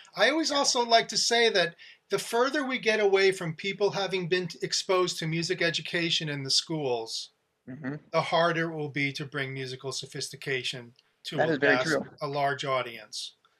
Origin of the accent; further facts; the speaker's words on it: Teaneck, New Jersey, United States; growing up in Teaneck, New Jersey.